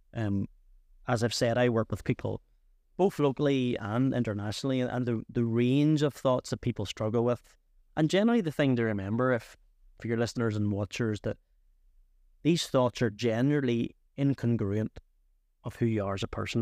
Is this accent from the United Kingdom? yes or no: yes; Antrim, Northern Ireland, United Kingdom; I'm originally from Antrim